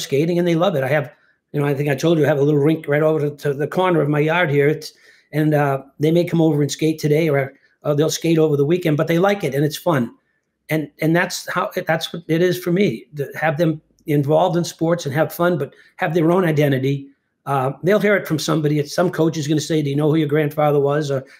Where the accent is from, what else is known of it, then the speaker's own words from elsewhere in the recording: Winthrop, Massachusetts, United States; they named the rink after me in my hometown